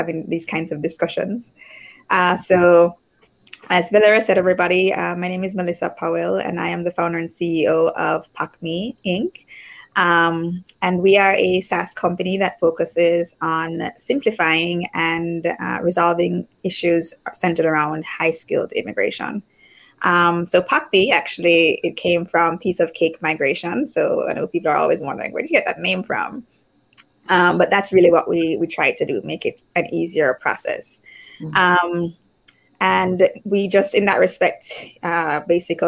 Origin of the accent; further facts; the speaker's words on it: Jamaica; moved away as an adult; also born or lived in United States / Spain; I'm from Jamaica originally